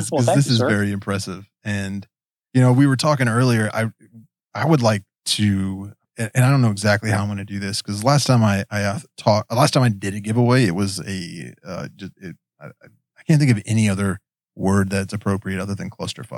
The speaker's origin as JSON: {"language": "English", "region": "West Virginia", "country": "United States", "accent": "Appalachian", "said": "I'm a hillbilly from West Virginia. We've got an accent"}